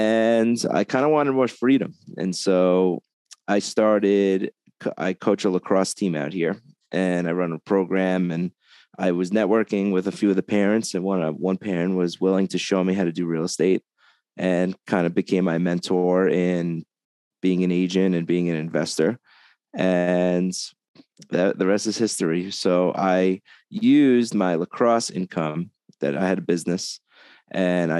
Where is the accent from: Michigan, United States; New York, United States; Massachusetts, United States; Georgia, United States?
New York, United States; Long Island; moved away as an adult; now in Las Vegas, United States; I'm from Long Island, New York. I moved to Vegas about 11 years ago now